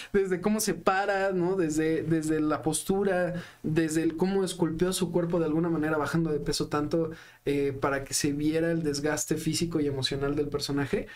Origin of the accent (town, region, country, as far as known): Mexico City, Mexico; born or raised there